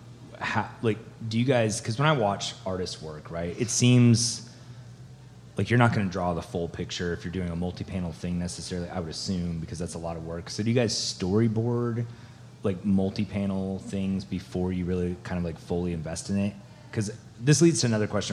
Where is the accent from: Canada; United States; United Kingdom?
Canada; I'm Canadian